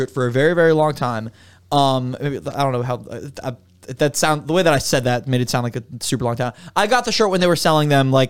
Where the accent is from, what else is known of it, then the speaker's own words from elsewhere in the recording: Miami, Florida, United States; And, I mean, I'm from Miami.